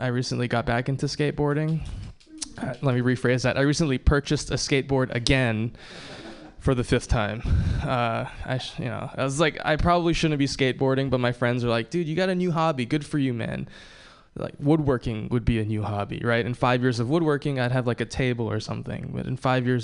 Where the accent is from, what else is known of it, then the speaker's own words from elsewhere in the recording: Hawaii, United States; I was born and raised in Hawaii